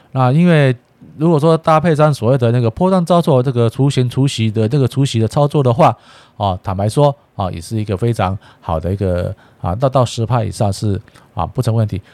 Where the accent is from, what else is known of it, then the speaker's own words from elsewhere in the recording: Taiwan; 一直一直挑衅我们台湾话